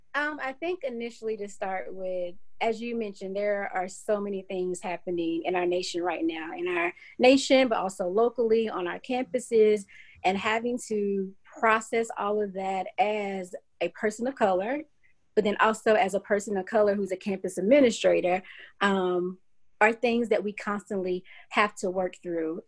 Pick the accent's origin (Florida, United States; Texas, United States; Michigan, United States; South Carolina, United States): South Carolina, United States; Clinton; moved away as an adult; now in Knoxville, United States; It's Clinton, South Carolina. Um, so grew up there, went to school, um, middle school, elementary school, and high school, all in Clinton